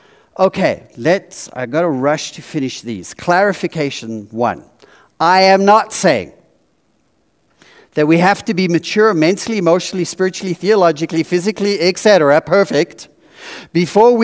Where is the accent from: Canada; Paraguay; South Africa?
South Africa; now in United States; I grew up in South Africa with really good chocolate, Cadbury, serious, really good. And I came to America.